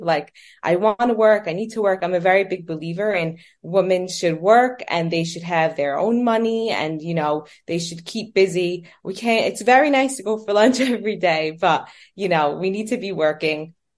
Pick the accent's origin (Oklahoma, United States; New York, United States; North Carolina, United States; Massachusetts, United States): New York, United States; New York City; also born or lived in Manhattan; I was born and raised in New York. Um, I was raised in Brooklyn, and I currently live in Manhattan